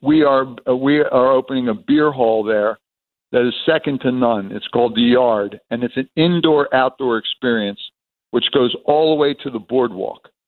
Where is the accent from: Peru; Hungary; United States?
United States; Atlantic City, New Jersey; moved away as an adult; also born or lived in Chicago / New England; I'm born and raised in Atlantic City